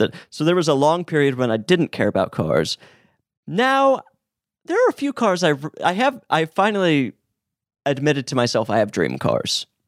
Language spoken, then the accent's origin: English; Utah, United States; I'm from Utah